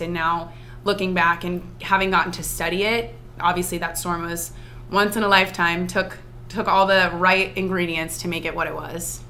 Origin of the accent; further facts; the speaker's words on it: New Jersey, United States; moved away as an adult; now in Charleston, United States; I'm from New Jersey. The beach is a, a big component of my life up up north